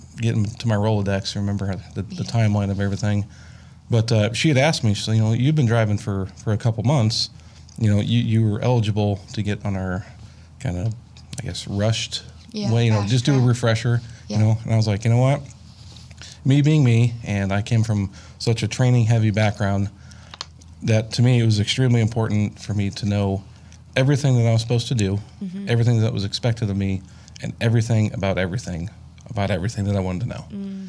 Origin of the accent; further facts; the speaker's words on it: Bloomington, Illinois, United States; also born or lived in Kewanee, Illinois / Peoria, Illinois; I grew up in Bloomington